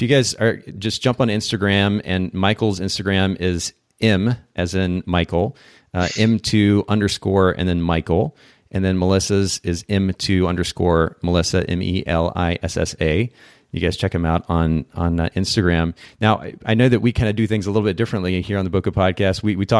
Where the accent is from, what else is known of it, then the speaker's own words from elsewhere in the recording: Japan; I grew up in Japan actually. So being in a different country also lent a different perspective